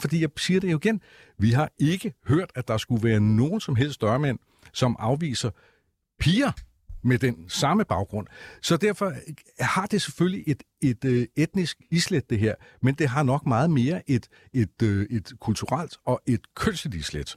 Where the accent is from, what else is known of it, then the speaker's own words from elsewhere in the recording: Copenhagen, Capital Region of Denmark, Denmark; som københavner